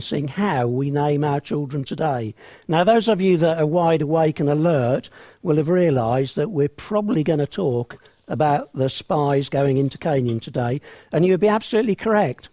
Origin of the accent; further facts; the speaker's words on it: England, United Kingdom; I'm an Englishman from England